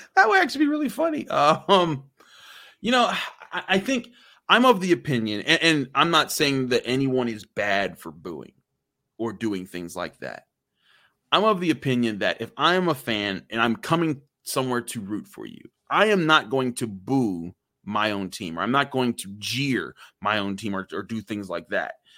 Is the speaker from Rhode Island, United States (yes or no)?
no; Pittsburgh, Pennsylvania, United States; I grew up in Pittsburgh